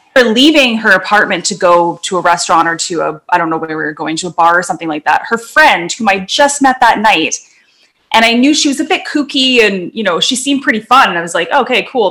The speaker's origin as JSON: {"language": "English", "town": "North Vancouver", "region": "British Columbia", "country": "Canada", "tie": "born or raised there", "said": "where I grew up in Lynn Valley in North"}